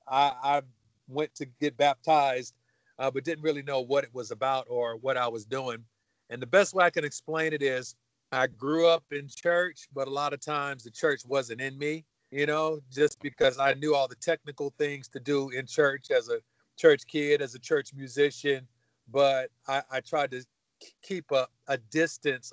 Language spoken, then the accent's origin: English; Los Angeles, California, United States; I grew up in South Central Los Angeles, California